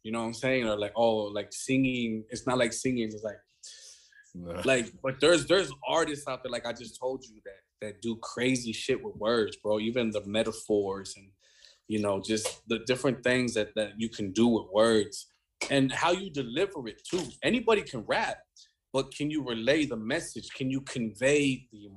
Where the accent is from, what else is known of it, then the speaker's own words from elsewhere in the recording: Escondido, California, United States; growing up in Escondido